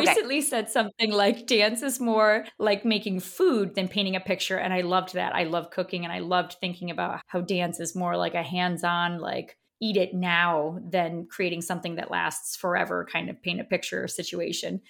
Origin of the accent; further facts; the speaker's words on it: upstate New York, United States; I went upstate New York. I was born in the apple orchard up here